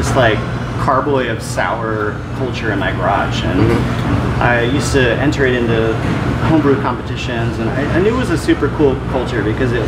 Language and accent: English; outside of Philadelphia, Pennsylvania, United States; moved away; also born or lived in California; I grew up outside of Philly